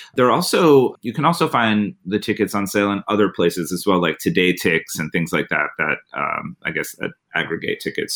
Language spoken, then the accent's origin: English; United States